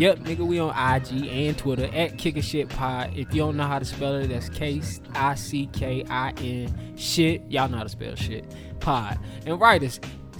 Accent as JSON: {"language": "English", "town": "Charlotte", "region": "North Carolina", "country": "United States", "tie": "born or raised there", "said": "from my hometown, our hometown, Charlotte, North Carolina."}